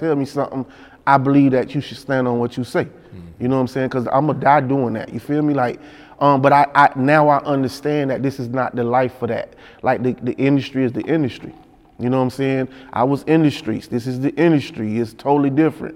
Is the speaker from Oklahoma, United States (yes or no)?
no; Panama City, Florida, United States; I'm from a country town. I'm from Panama City, Florida